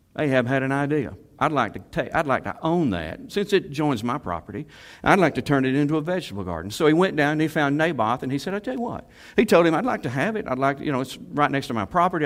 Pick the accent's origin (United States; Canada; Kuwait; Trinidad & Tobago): United States; Salem; I was raised in Salem